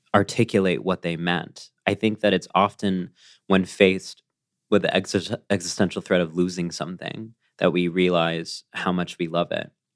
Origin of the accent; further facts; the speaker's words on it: College Station, Texas, United States; the parts of me that are proud of being a Texan are the parts of me that are part of that legacy of dissent